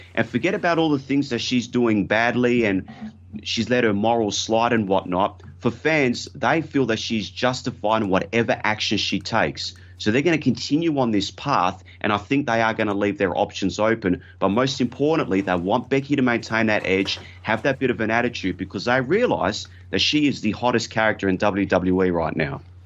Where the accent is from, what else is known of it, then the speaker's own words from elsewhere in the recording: Australia; I'm from Australia